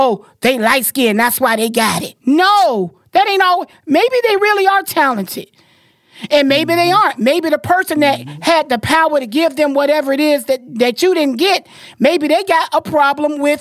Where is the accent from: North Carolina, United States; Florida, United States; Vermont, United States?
Florida, United States; I'm a girl and I'm from Florida